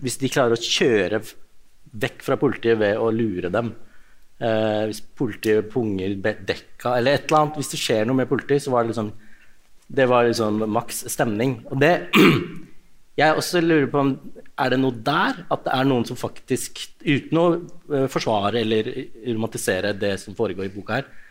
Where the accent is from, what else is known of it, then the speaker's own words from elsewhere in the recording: Ås, Akershus, Norway; Jeg har vokst opp i Ås kommune, da, som er ganske mye tryggere